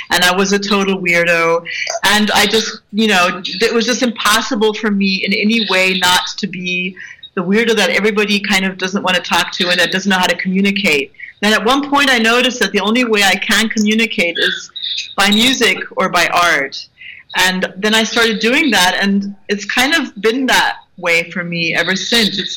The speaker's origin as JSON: {"language": "English", "country": "United States", "tie": "born or raised there", "said": "When I was, I grew up in the States. My father was in the army, and I, I changed school every year."}